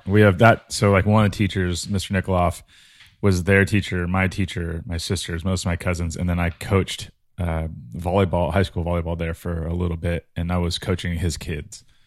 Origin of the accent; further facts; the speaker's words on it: Imperial Beach, California, United States; I grew up in Imperial Beach, which is a little beach town